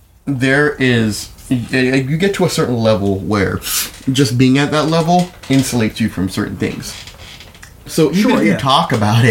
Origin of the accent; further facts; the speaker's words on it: Jamaica; I'm proud of being Jamaican.